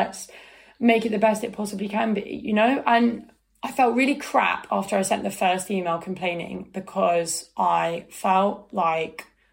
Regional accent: United Kingdom; I'm British

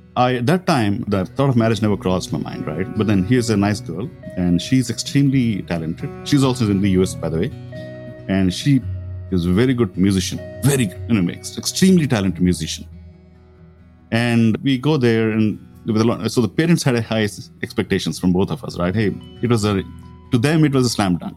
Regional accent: India; Growing up in India

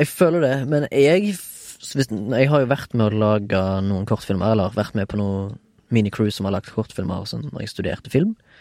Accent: Haugesund, Rogaland, Norway; now in Oslo, Norway; Jeg er fortsatt ifra Haugesund, men bor i Oslo.

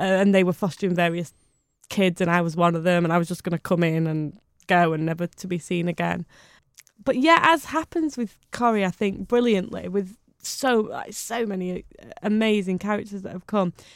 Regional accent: Bury, North West England, United Kingdom; I was born in Bury

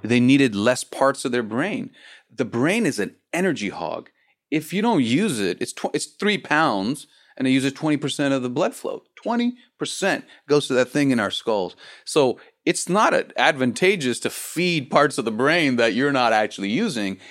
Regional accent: Los Angeles, California, United States; I'm from the States and I'm from Los Angeles

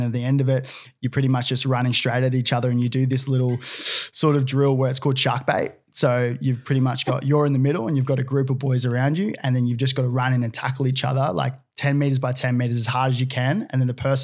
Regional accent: Gold Coast, Queensland, Australia; now in Sydney, Australia; I spent most of my career, like juniors probably at Palm Beach Currumbin, grew up playing footy, surfing

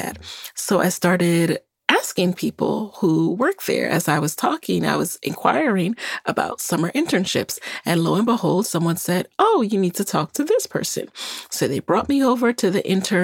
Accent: New York City, New York, United States; also born or lived in Jamaica; I was born in Jamaica, and I came to this country when I was 6 years old and grew up in the Bronx, New York

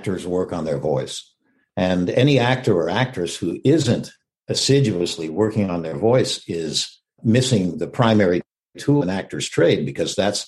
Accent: Texas, United States; I was raised in Texas, and I've always been a Westerner

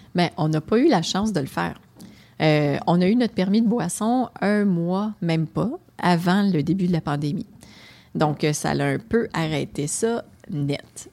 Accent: Gatineau, Quebec, Canada; accent: Québécois; j'ai grandi euh, dans le quartier Muchmore à Hull

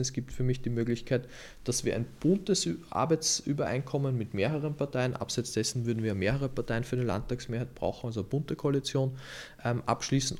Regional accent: Lower Austria, Austria; now in Vienna, Austria; weil ich gebürtiger Niederösterreicher bin

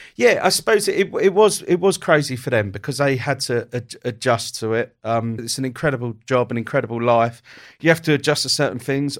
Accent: Kent, South East England, United Kingdom; also born or lived in Croydon; I was born in Croydon. We moved, uh, from Croydon to Kent when I was quite young

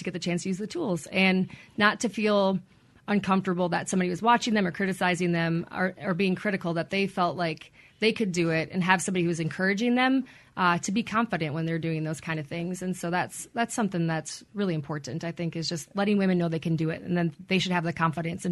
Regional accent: Wisconsin, United States; moved away as an adult; I'm from Wisconsin

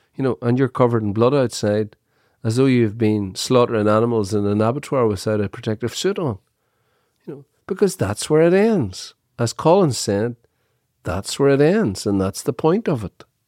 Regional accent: Dungiven, Northern Ireland, United Kingdom; I was born in Dungiven, Everybody lived in a council house

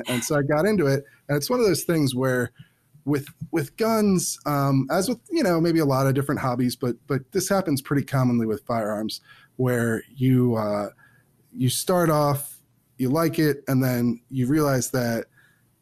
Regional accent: Chester County, Pennsylvania, United States; moved away as an adult; now in Washington, D.C., United States; I grew up in Pennsylvania. I grew up in Chester County, which is, you know, outside of Philadelphia.

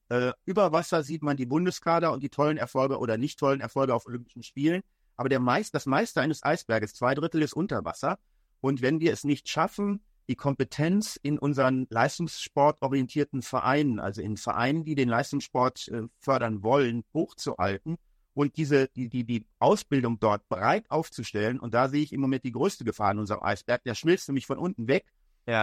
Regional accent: Germany; als Deutscher

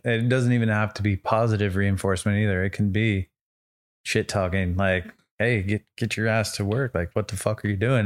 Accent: Santa Rosa, California, United States; moved away; I'm originally from the Bay, so Bay Area, Northern California

